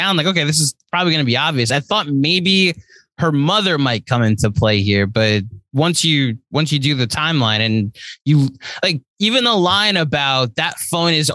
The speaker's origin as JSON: {"language": "English", "country": "United States", "said": "I'm an American"}